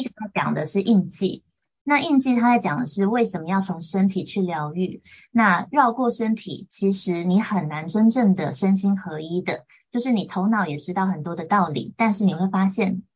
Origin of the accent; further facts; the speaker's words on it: Taiwan; 我从小就是在眷村家庭长大，所以我跟家人的，呃，行事风格啊、性格等等都有很大的落差